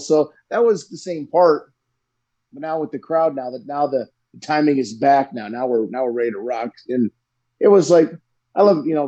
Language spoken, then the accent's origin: English; Wisconsin, United States; I'm from Wisconsin